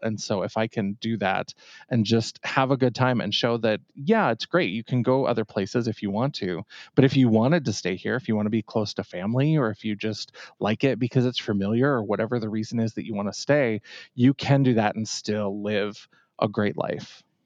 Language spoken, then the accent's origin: English; Bowbells, North Dakota, United States; also born or lived in Grand Forks, North Dakota; I grew up in a little tiny town, Bowbells, North Dakota.